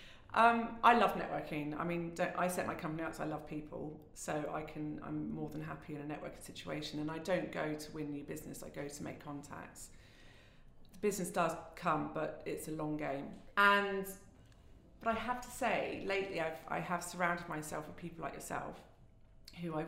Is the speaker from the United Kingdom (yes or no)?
yes; Somerset, South West England, United Kingdom; moved away; I'm originally from Somerset, where the cider apples come from